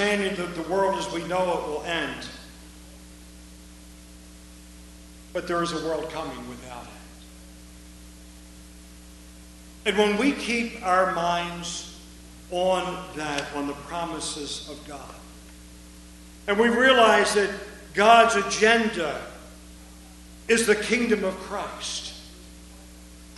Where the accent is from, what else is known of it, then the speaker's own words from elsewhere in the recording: United States; also born or lived in Eastern Europe; I'm an American.